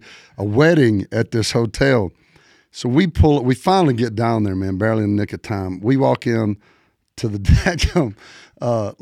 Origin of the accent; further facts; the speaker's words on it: Dogtown, Alabama, United States; now in Nashville, United States; I'm from Dogtown, Alabama.